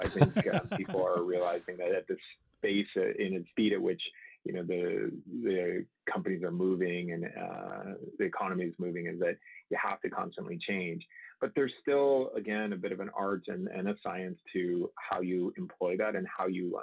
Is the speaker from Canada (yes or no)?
yes; Canada; moved away as an adult; also born or lived in Michigan, United States; now in San Diego, United States; I grew up in Canada, actually, and then I went to engineering in the U.S. in Michigan